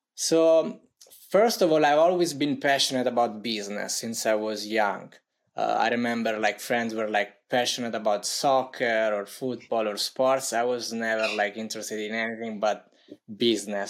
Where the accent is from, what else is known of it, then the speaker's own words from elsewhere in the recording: Italy; accent: Italian; English is a second language; as you may tell tell by my accent I'm from Italy